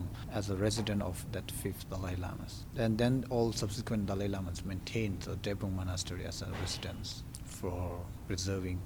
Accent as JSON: {"language": "English", "country": "India", "tie": "born or raised there", "said": "I was born in India, just, you know, nearby the monasteries. And then I joined with the monastery when I was 9"}